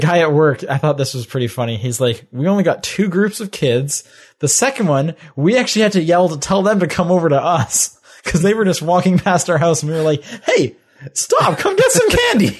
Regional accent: Canada; growing up in Canada

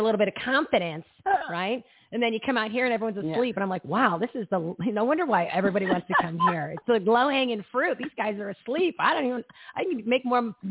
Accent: New Jersey, United States; now in Arizona, United States; I'm from Jersey.

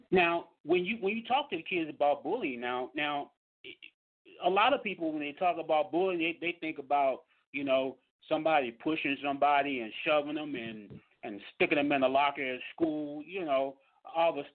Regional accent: Mississippi, United States; I grew up down in Mississippi, man.

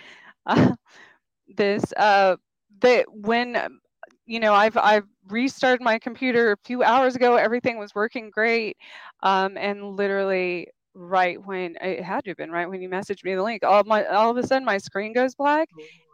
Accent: New Mexico, United States; now in Kansas, United States; I grew up in New Mexico. I was born outside of Roswell

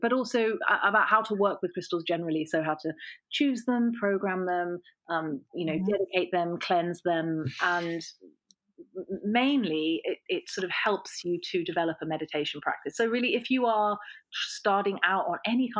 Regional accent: England, United Kingdom; now in New York, United States; We're moving from New York, which is where we are now, back to England.

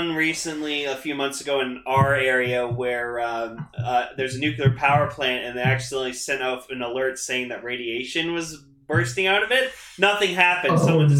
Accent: Canada; I'm Canadian and that's how we say Z. We say Zed.

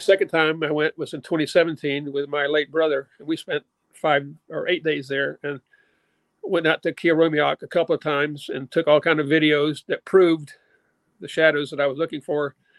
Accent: Little Rock, Arkansas, United States; I grew up in Little Rock, Arkansas.

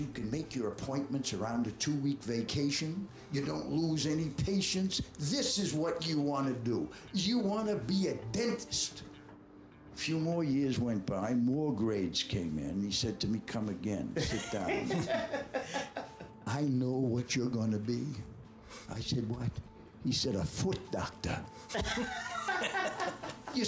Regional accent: Boston, Massachusetts, United States; moved away as an adult; also born or lived in Nashville, Tennessee / New York; I was from Boston

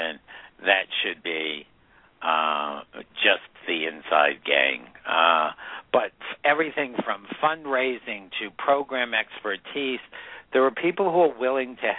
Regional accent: New England, United States; I grew up in New England

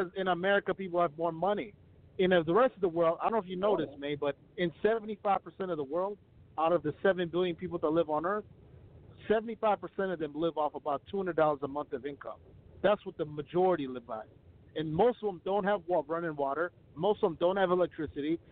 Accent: Ethiopia; now in United States; I'm from Ethiopia

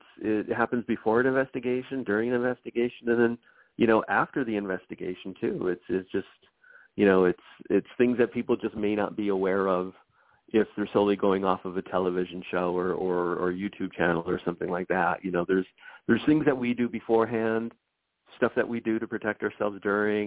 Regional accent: Los Angeles, California, United States; I'm born and raised in Los Angeles

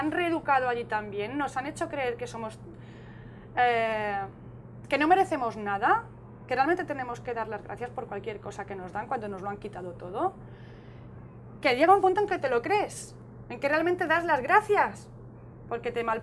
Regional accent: Spain; Mi casa. Es mi casa. Es mi tierra, aquí es donde está mi verdadero hogar.

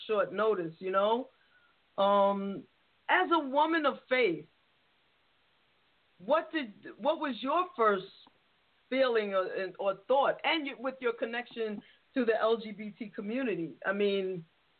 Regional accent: New York City, New York, United States; as a New Yorker

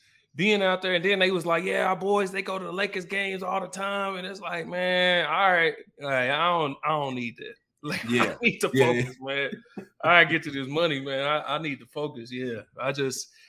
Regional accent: Oklahoma City, Oklahoma, United States; I'm a kid from Southside Oklahoma City

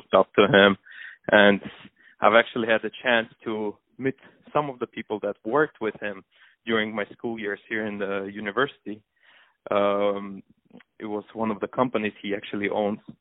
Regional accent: Moscow, Russia; moved away as an adult; also born or lived in Armenia / England; now in Los Angeles, United States; I spent most of my days growing up in Russia, in Moscow

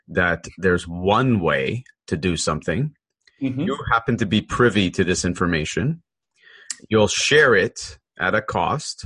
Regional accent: Canada; I'm Canadian

